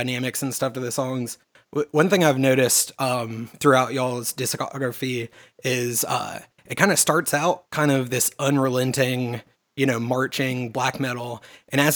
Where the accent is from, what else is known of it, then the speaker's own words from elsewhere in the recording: the South of the United States, United States; growing up in the South of the United States